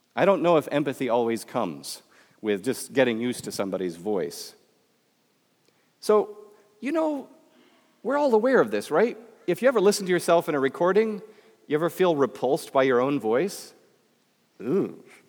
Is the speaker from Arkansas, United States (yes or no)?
no; Michigan, United States; accent: Midwestern; moved away; also born or lived in Florida; I come from Michigan, where you don't have an accent